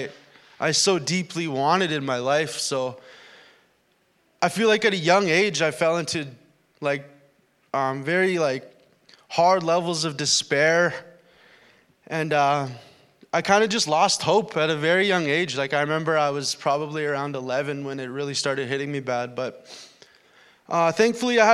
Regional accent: Winnipeg, Manitoba, Canada; moved away as an adult; now in Thunder Bay, Canada; I came from the Winnipeg area.

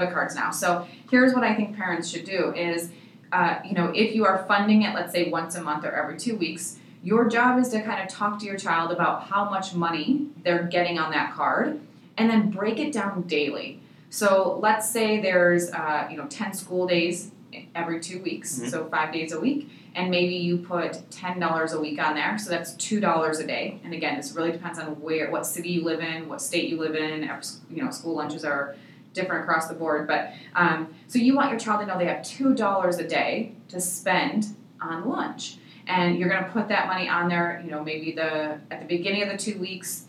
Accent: Michigan, United States; now in Arizona, United States; we're from Michigan originally

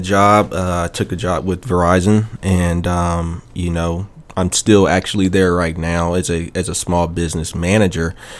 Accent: Chicago, Illinois, United States; moved away as an adult; now in Memphis, United States; I'm originally from Chicago, and uh, I moved to Memphis uh, December of uh, 2006.

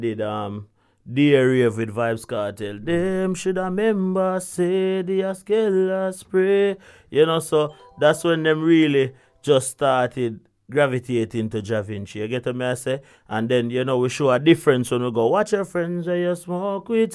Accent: Kingston, Jamaica; I was growing up in Augustown

